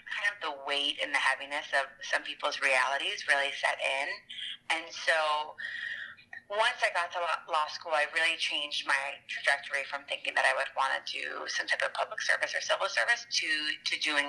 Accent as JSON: {"language": "English", "town": "Buffalo", "region": "New York", "country": "United States", "tie": "born or raised there", "moved": "as an adult", "said": "Yeah, so I grew up in Buffalo, New York"}